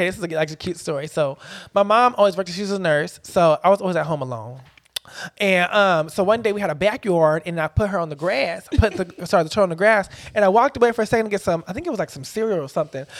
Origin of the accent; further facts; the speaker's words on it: Fresno, California, United States; I'm from Fresno.